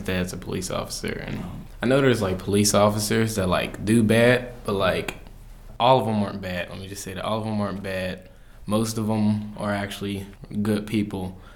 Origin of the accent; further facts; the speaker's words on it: Pittsburgh, Pennsylvania, United States; I'm 19, I'm from Homewood